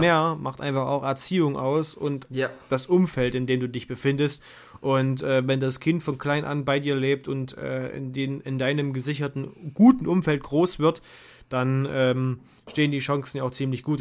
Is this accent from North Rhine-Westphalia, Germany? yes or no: no; Bad Bibra area, Saxony-Anhalt, Germany; an meiner Schule in Bad Bibra